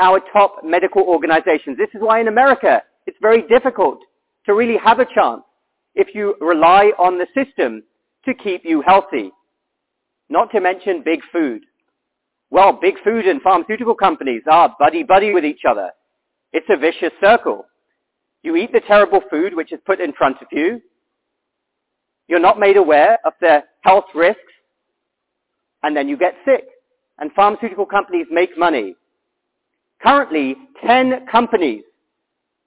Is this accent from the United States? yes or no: no; United Kingdom; I'm from the United Kingdom.